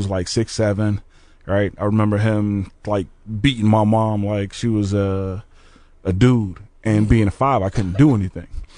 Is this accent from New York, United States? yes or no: no; Orange Park, Florida, United States; also born or lived in Jacksonville, Florida; now in Peoria, United States; I'm originally from Orange Park, Florida, which is right next to Jacksonville. Spent the time in both areas. Okay. So I grew up in a neighborhood called Florida Circle.